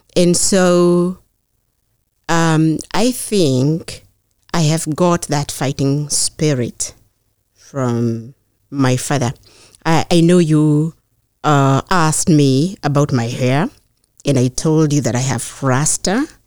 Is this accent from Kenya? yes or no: yes; Kenya; moved away as an adult; now in Beverly, United States; I grew up in Kenya.